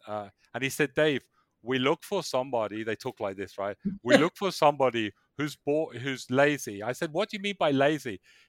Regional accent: England, United Kingdom; moved away as an adult; also born or lived in south of Spain; I was born in England.

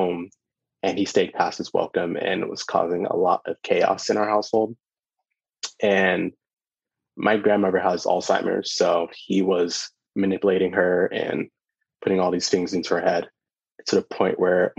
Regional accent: Orlando, Florida, United States; also born or lived in Brooklyn, New York / United Kingdom; I was born in Brooklyn, but I grew up in Orlando and spent some time as a kid in the UK, because that's where my mom's from

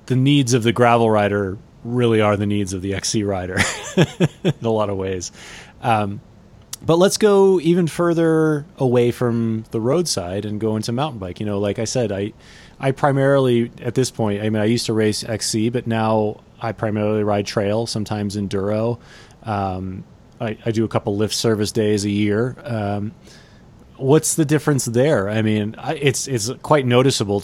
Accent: Connecticut, United States; now in Boulder, United States; I'm from Connecticut

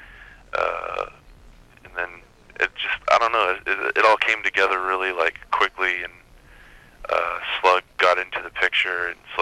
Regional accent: Maine, United States; now in Oakland, United States; I was born and raised in Maine

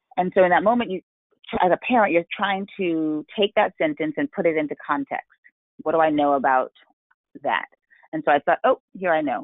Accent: New York City, New York, United States; I grew up in New York City

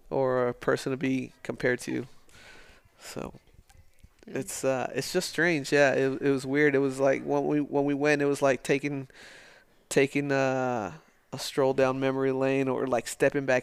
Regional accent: El Paso, Texas, United States; Because uh, I got I got tired of people like saying something about it outside of El Paso, right?

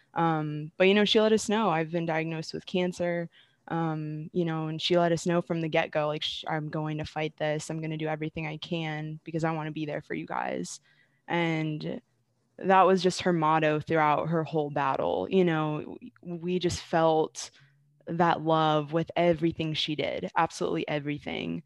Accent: Stafford, Virginia, United States; moved away as an adult; also born or lived in Arizona; now in Syracuse, United States; I'm originally from Stafford, Virginia. Grew up there and then went to Virginia Tech.

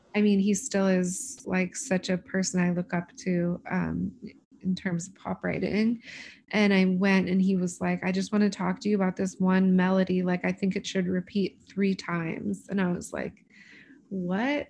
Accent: Los Angeles, California, United States; I'm from

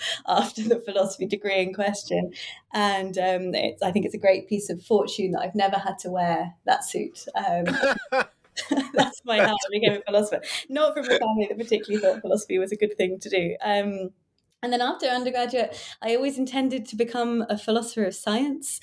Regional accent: United Kingdom; also born or lived in Cambridge; I was born near London and studied in Cambridge, and now I work

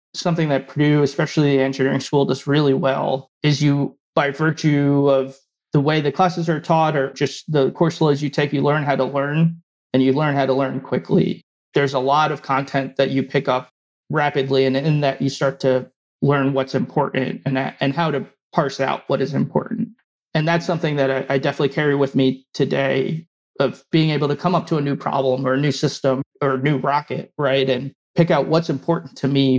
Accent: New Jersey, United States; born or raised there; also born or lived in West Lafayette, Indiana

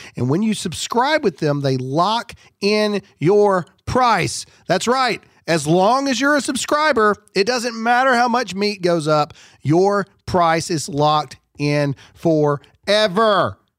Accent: Mississippi, United States; I'm from Mississippi. I know the difference.

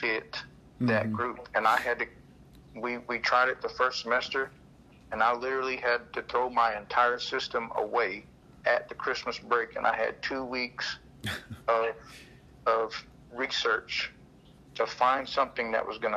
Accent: Anadarko, Oklahoma, United States; also born or lived in Carnegie, Oklahoma; I was in Anadarko. I'm originally from Anadarko. We lived there

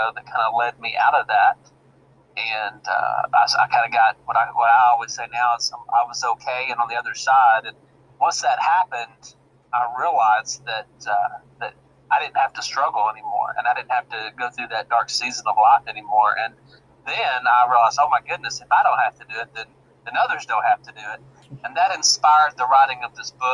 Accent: Arkansas, United States; I'm actually a resident here in the good old state of Arkansas, born and raised in Arkansas

